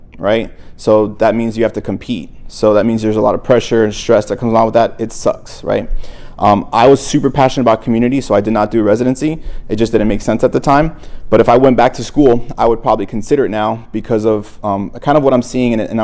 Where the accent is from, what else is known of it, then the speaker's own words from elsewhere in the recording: Miami, Florida, United States; also born or lived in New Jersey; I was raised in Miami. However, I was born in New Jersey, but I came to Miami when I was one.